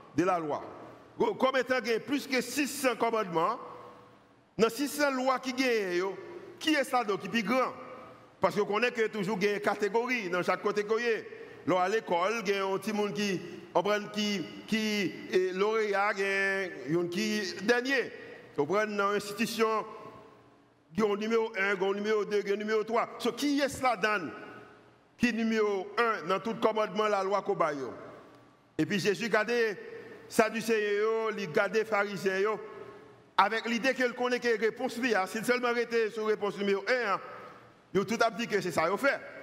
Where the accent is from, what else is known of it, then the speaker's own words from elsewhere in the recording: Haiti; en tant qu'haïtien